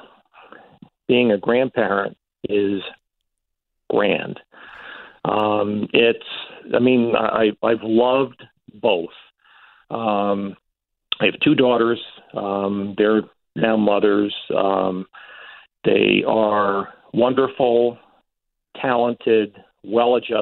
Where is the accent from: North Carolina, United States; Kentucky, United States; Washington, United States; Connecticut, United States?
Connecticut, United States; Stamford; I got a job at the Stanford Advocate, my hometown paper